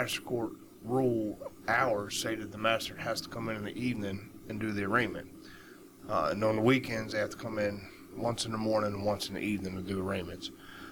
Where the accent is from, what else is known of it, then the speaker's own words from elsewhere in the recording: West Virginia, United States; I am a West Virginia native.